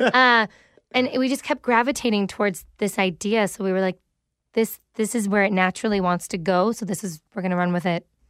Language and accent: English; Mississauga, Ontario, Canada; in Streetsville. which is, you know, the area I literally grew up